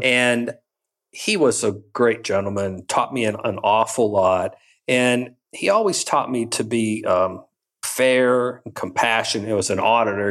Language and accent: English; Western Pennsylvania, United States; moved away as an adult; also born or lived in Michigan; growing up in Western Pennsylvania